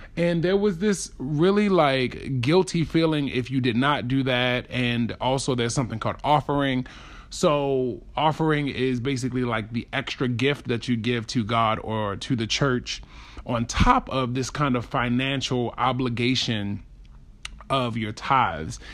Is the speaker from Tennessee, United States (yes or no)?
no; Baltimore, Maryland, United States; I grew up in Baltimore